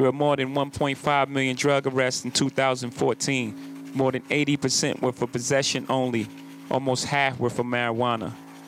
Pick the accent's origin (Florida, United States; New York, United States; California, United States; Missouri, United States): New York, United States; My home state of New York started this with Rockefeller laws.